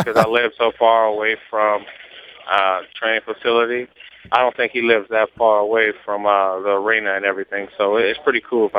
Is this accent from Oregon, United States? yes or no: no; Cleveland, Ohio, United States; moved away; also born or lived in Miami; Yes, I'm from Cleveland.